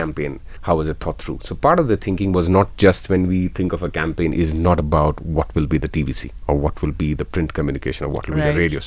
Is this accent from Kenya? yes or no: yes; Kenya; me as a Kenyan